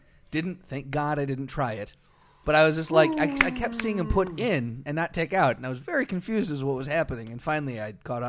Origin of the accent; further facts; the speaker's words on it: Midwest, United States; I'm from the Quad Cities.